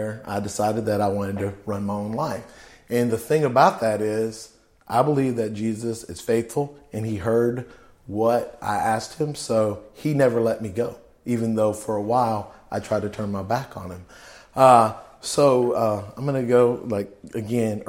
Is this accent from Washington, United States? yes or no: no; Fort Worth, Texas, United States; also born or lived in California; I grew up in Fort Worth, Texas, in Como